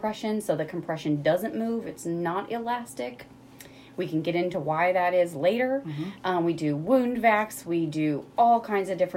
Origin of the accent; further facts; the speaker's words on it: Rolla, Missouri, United States; I grew up in Rolla. Mm-hmm. I graduated high school here in 1995